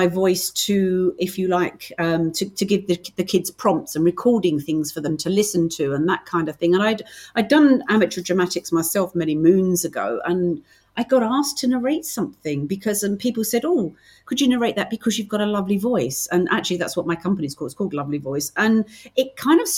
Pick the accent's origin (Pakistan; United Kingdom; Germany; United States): United Kingdom; accent: British; I'm very, very British.